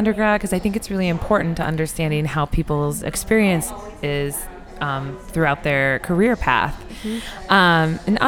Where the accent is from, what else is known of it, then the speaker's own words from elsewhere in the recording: Iowa, United States; I'm from Iowa.